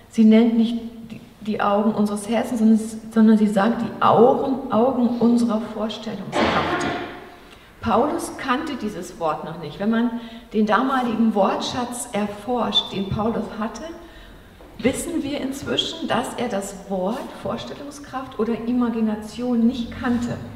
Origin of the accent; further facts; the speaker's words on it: Germany; Wir so als Deutsche, ne, so wie wir aufgewachsen sind in der Schule